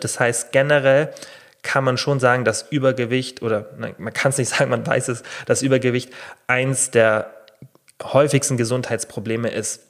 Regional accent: Germany; hier bei uns in Deutschland

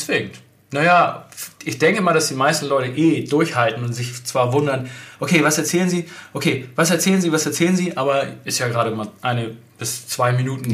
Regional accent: Germany; bei uns in Deutschland

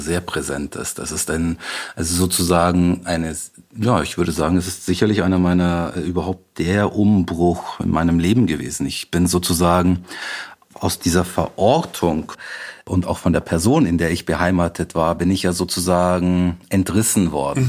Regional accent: Reichertshausen, Bavaria, Germany; now in Munich, Germany; ich bin Münchner, ich bin bayerischer Türke

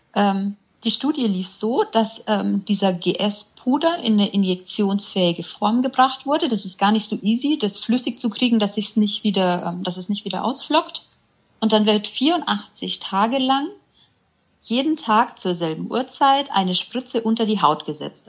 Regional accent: near Augsburg, Bavaria, Germany; ich komme aus der Nähe von Augsburg

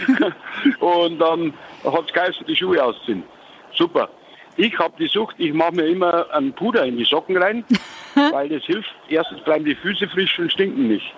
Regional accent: Lower Bavaria, Germany; Bei uns in Niederbayern

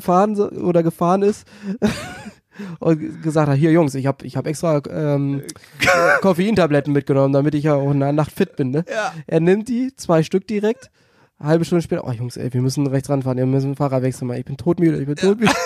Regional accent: Celle, Lower Saxony, Germany; now in Hannover, Germany; ich komme ja gebürtig aus Celle oder aus der Nähe von Celle

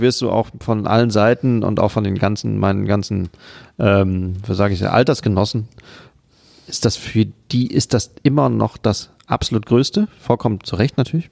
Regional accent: Siegen, North Rhine-Westphalia, Germany; moved away; Ich komme eigentlich aus Siegen, einer Stadt in Ost- Südostwestfalen.

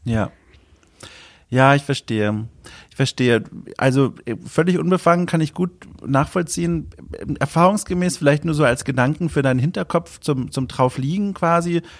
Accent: Southern Germany, Germany; ich bin in Süddeutschland aufgewachsen

